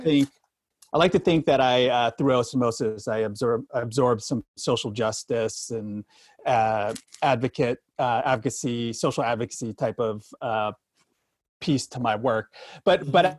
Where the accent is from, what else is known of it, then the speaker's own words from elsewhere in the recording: Sacramento, California, United States; moved away as an adult; also born or lived in Bakersfield, California / Northeast US; growing up in Sacramento in California, California boy, NorCal boy until his age 18